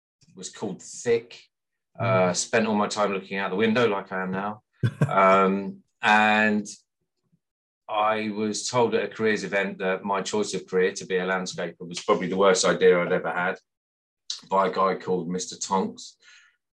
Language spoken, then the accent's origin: English; Sutton Coldfield, West Midlands, United Kingdom; I grew up in Sutton Coldfield in the West Midlands, as you can probably tell by my accent.